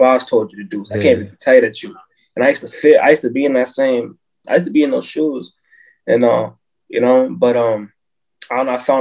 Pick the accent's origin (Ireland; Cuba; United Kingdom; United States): United States; Brockton, Massachusetts; It was difficult growing up in Brockton